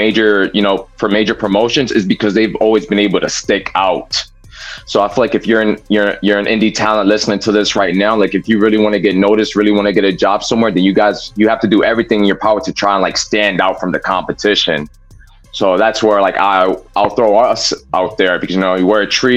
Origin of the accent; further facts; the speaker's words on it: New Jersey, United States; we're from Jersey